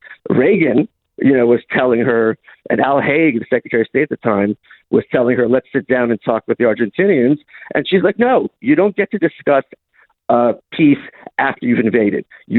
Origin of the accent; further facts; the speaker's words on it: Lviv, Lviv Oblast, Ukraine; We're from Lviv, which is the furthest west, major city in Ukraine.